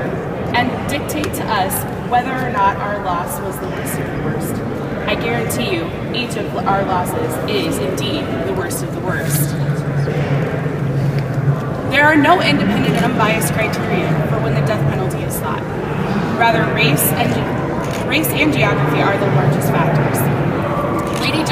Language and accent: English; Lincoln, Nebraska, United States; I'm from Lincoln, Nebraska